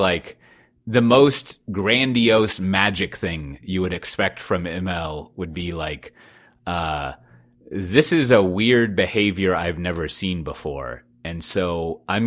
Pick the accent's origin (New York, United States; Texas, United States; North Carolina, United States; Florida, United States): Texas, United States; despite being a Texan